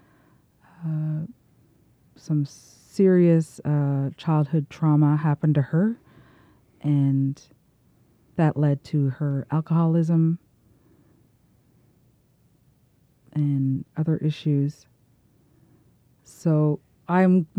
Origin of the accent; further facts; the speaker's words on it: Eel Ground First Nation, New Brunswick, Canada; I'm from Eel Ground First Nation